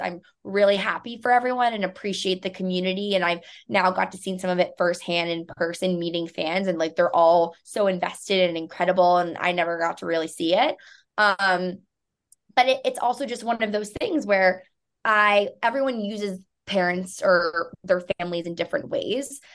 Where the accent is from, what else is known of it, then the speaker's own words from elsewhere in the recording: New York City, New York, United States; growing up in New York City